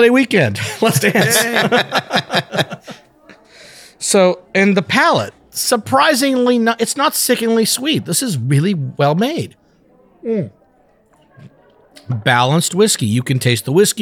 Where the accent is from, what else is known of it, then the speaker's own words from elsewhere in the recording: northern India, India; moved away; I'm actually from Northern India